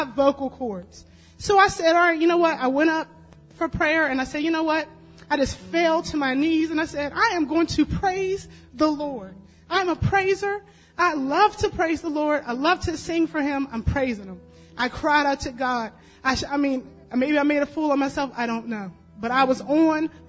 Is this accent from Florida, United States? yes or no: no; Staunton, Virginia, United States; moved away; Came went to Stanton. That's my hometown